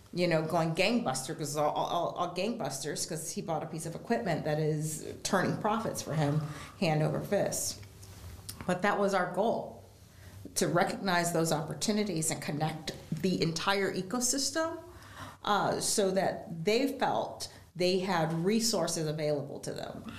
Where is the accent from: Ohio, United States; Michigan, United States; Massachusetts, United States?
Ohio, United States; Geauga County, Northeast; I grew up in Geauga County